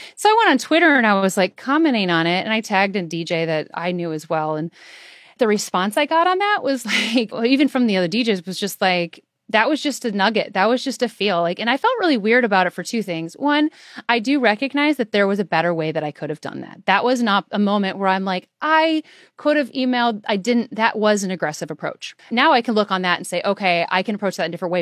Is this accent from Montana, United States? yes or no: no; Iowa, United States; I'm from Iowa